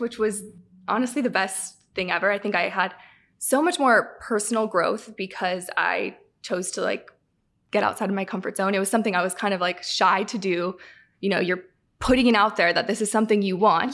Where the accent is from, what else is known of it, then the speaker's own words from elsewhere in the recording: Southern California, United States; moved away as an adult; now in Michigan, United States; I'm from California, Southern California, so I grew up a Kings fan.